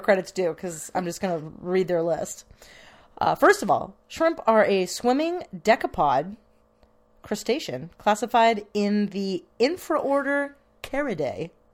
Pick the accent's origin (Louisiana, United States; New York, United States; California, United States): California, United States; the Bay Area; I'm from the Bay